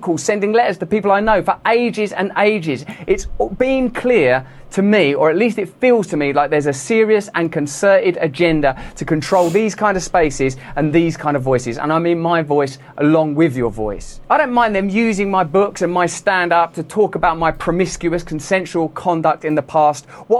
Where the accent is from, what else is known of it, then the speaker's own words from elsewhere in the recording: England, United Kingdom; I'm English